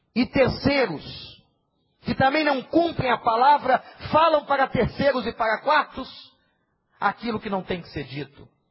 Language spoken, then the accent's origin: Portuguese; Brazil; Eu sou brasileiro porque eu nasci no Brasil